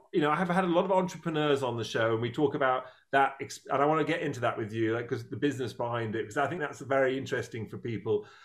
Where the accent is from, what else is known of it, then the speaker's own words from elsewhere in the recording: Dorset, South West England, United Kingdom; moved away; also born or lived in New York / Los Angeles; ever since I was a small boy, growing up on the River Stour in England, in Dorset.